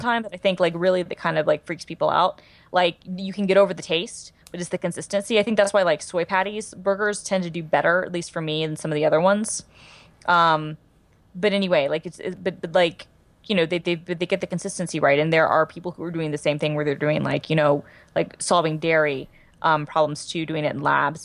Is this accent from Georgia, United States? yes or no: yes; Georgia, United States; born and raised